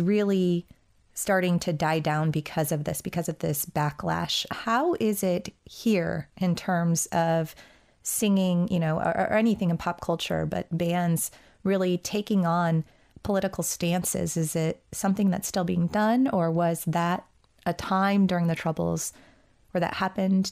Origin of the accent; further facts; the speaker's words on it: United States; as an American